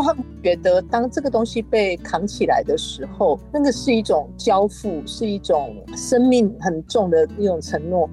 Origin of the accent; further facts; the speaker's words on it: Kaohsiung, Taiwan; 因为我是高雄的小孩嘛